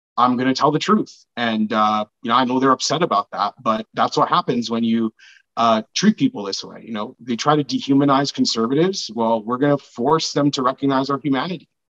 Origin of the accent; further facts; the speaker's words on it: Brampton, Ontario, Canada; I grew up in Brampton in a neighborhood that is mostly Black and Sikh